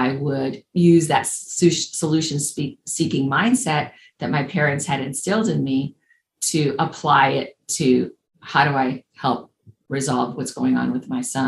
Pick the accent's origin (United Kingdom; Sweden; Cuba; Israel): Cuba; English is a second language; moved away; also born or lived in Indianapolis, Indiana, United States; I was born in Cuba. My parents and their parents are from Spain. And we left in the mid-60s as refugees.